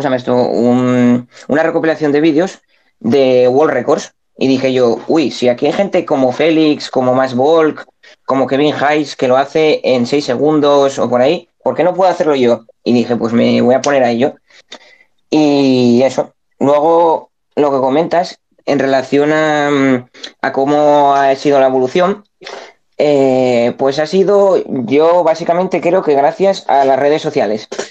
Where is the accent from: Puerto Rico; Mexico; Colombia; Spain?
Spain; yo soy de España.